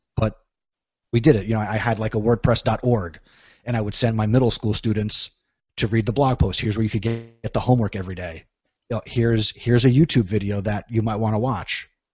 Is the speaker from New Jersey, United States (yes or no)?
yes; New Jersey, United States; I'm from New Jersey